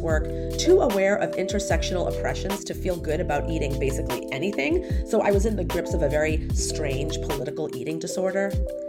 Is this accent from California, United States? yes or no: no; outside of Boston, Massachusetts, United States; also born or lived in San Francisco / Los Angeles; now in Glendale, United States; I grew up right outside of Boston